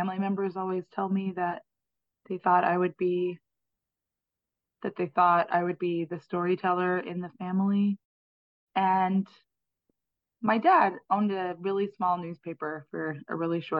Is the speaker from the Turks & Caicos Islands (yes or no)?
yes; Turks & Caicos Islands; moved away as an adult; also born or lived in New York City, United States; now in New Orleans, United States; I'm from the Turks and Caicos Islands, and my mother is Jamaican, and her mother moved to Turks and Caicos when I was a baby, and she opened a school, and the first setting for the school was my parents' garage. And so I grew up